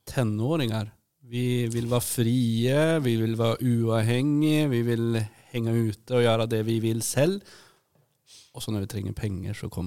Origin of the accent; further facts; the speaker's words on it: Sweden; Jeg er jo svensk også. Nå har jeg jo faktisk, Man får lov å være begge, så nå er jeg både norsk og svensk.